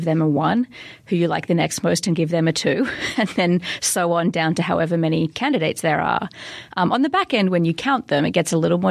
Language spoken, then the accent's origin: English; Australia; as an Australian